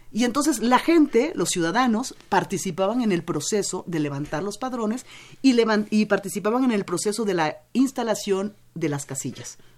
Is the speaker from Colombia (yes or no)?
no; Mexico; todos somos mexicanos